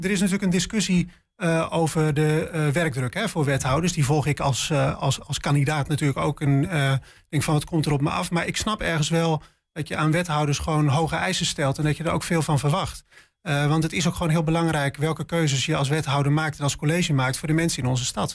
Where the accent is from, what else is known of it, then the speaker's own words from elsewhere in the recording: Spakenburg, Utrecht, Netherlands; moved away as an adult; also born or lived in Leiden / Delft; now in Enschede, Netherlands; Ik kom zelf uit Spakenburg